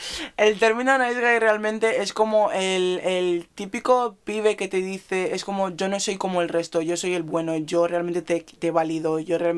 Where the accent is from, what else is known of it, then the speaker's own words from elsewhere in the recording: Nigeria; en mi iglesia, voy a recalcar otra vez, somos nigerianos.